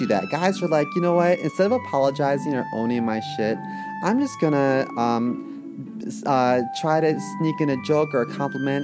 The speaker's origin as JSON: {"language": "English", "town": "Baltimore", "region": "Maryland", "country": "United States", "tie": "born or raised there", "moved": "yes", "said": "I'm born and raised in Baltimore"}